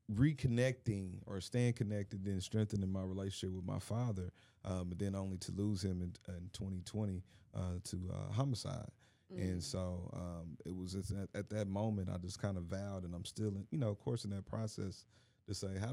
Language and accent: English; Indianapolis, Indiana, United States; I'm from Indianapolis, married with three kids, a dog.